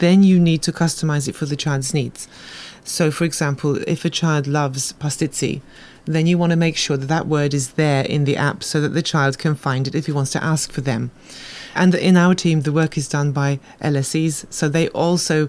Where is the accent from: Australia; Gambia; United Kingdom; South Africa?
United Kingdom; now in Malta; being a person myself who was raised in the UK and came to Malta